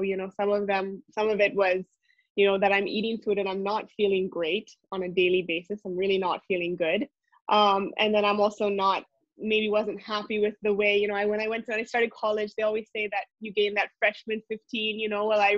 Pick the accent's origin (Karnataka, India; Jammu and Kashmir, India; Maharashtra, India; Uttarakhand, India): Uttarakhand, India; Mussoorie; So I think I grew up in India. A little bit background, my family is from the United States, but my parents moved to India in 1992, and we grew up in the Himalayas, so in a small town called Mussoorie